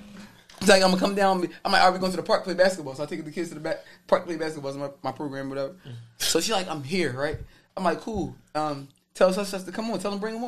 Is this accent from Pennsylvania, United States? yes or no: yes; Philadelphia, Pennsylvania, United States; I'm from Uptown